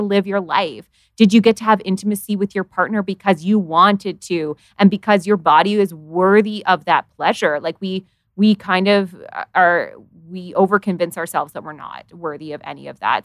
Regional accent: Canada; I live in Canada

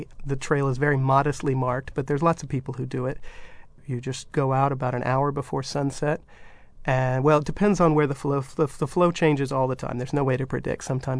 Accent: San Francisco, California, United States; the first city that comes to mind is certainly my favorite, and my hometown of San Francisco.

